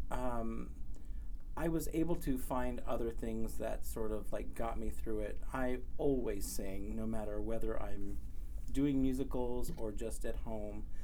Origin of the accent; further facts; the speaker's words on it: Cerritos, California, United States; also born or lived in Lake Elsinore, California; I'm from Southern California. I grew up mostly in Cerritos, California uh, which is in Long Beach area. And for a while, I lived in uh, Lake Elsinore, which is out in um, Riverside County.